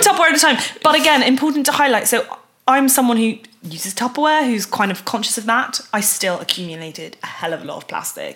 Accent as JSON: {"language": "English", "country": "United Kingdom", "said": "a British a, U, a woman from the UK"}